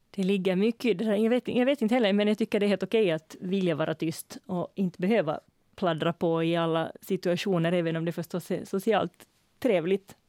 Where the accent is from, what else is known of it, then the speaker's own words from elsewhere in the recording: Finland; first language Swedish; jag var hemma i Finland på besök så kände jag en jättestor lättnad över att vara i ett sammanhang där jag får kommunicera på mitt sociala modersmål